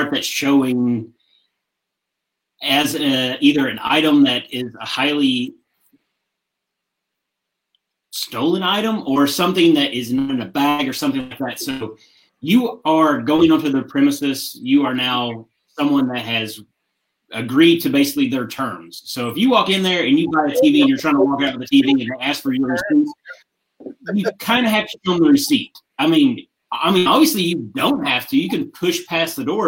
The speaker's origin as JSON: {"language": "English", "region": "West Virginia", "country": "United States", "said": "we're all from West Virginia."}